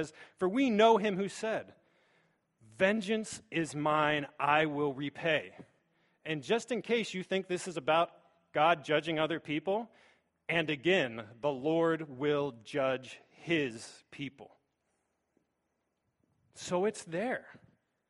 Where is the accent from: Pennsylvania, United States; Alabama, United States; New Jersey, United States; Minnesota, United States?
Pennsylvania, United States; Pittsburgh; moved away as an adult; now in Bowling Green, United States; I am from Pittsburgh